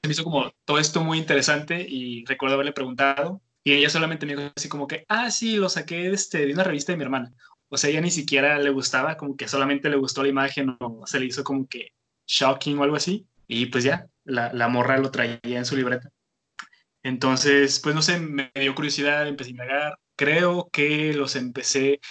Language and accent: Spanish; Tijuana, Baja California, Mexico; moved away as an adult; now in Monterrey, Mexico; yo soy originario de Tijuana, Entonces tengo aquí en Monterrey apenas como siete años